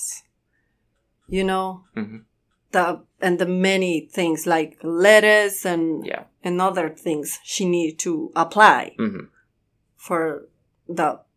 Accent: Santa Rosa, Guatemala; English is a second language; moved away as an adult; now in Louisville, United States; I'm from Santa Rosa, Guatemala

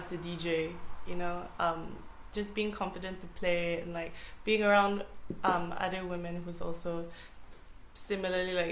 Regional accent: Singapore; I'm from Singapore and half Turkish

